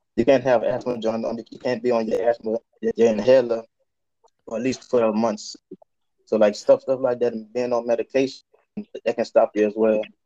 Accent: Louisiana, United States; now in Chicago, United States; I'm currently a U.S. recruiter from Louisiana. I'm recruiting in Chicago right now

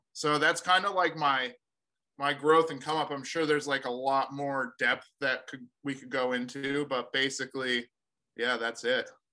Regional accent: Sunapee, New Hampshire, United States; i'm from new hampshire um sunapee new hampshire originally it's a little small town

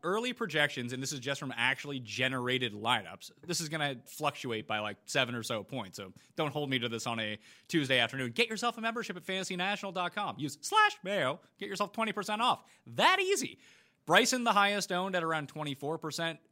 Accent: Canada; being Canadian

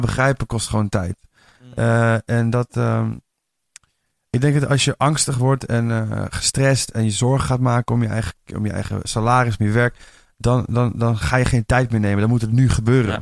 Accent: Amersfoort, Utrecht, Netherlands; moved away; Ik kom uit Amersfoort oorspronkelijk

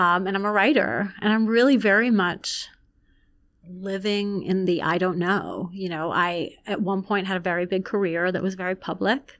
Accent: Long Island, New York, United States; also born or lived in Iran; I grew up in Long Island

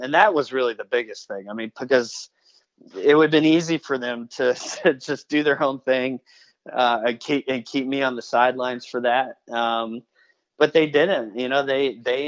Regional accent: United States; I was foreign because I was from the U.S.

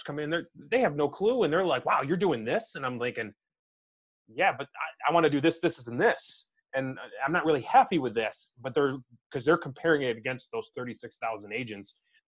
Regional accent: New York, United States; being another New Yorker

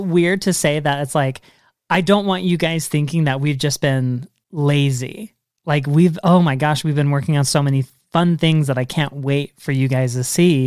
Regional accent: Washington, United States; now in Utah, United States; I grew up in Washington State

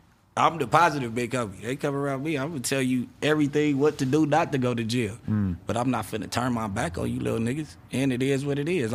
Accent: Los Angeles, California, United States; I'm from Rolling 60

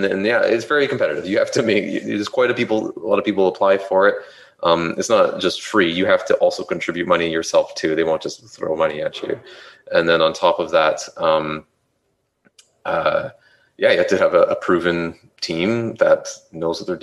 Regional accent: Canada; we're from Canada

